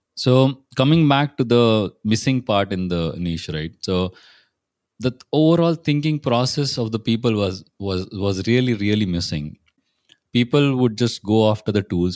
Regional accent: Pune, Maharashtra, India; I'm from Pune

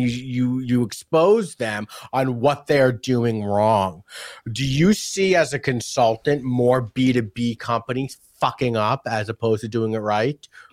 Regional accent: New York, United States; moved away; also born or lived in San Diego; I grew up in New York, and we had the Z Morning Zoo from Z one hundred

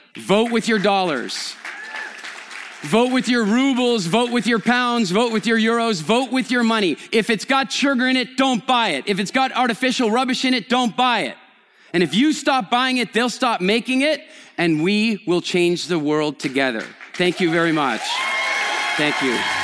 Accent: Canada; moved away; also born or lived in England; I'm Canadian, which makes me a member of the Commonwealth

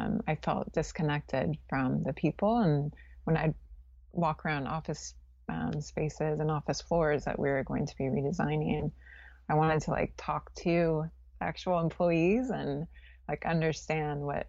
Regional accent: California, United States; moved away as an adult; also born or lived in New Orleans; I grew up in California

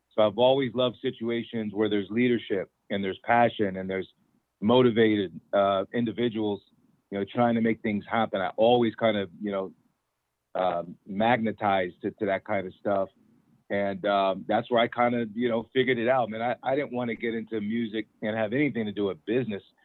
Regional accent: Federal Way, Washington, United States; we are the first black extended family of my hometown in Federal Way

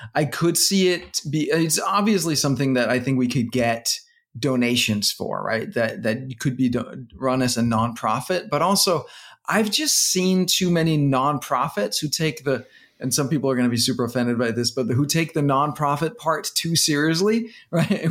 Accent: Denmark; now in United States; I'm from Denmark

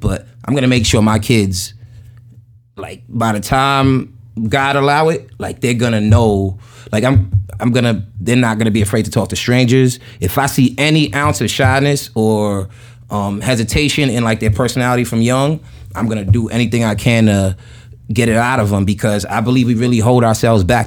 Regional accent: New York City, New York, United States; I grew up in Jamaica, Queens

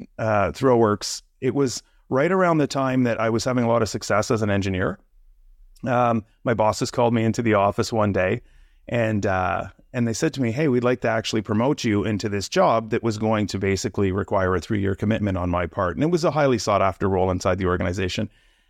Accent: Quebec, Canada; now in Toronto, Canada; I live in the Toronto area right now, but I grew up in the Quebec area in Canada. Here, really small little town.

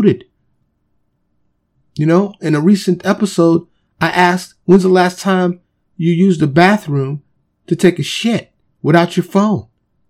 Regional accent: New York City, New York, United States; growing up in New York City

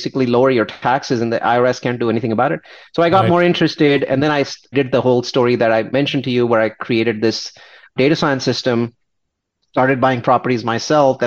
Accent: India; I'm an Indian. I have this very conservative Indian mentality

